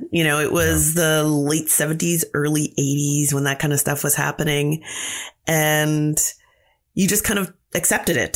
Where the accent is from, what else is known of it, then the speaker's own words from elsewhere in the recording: London, Ontario, Canada; It was great. I mean, it was London. London is very pretty. It's called the Forest City.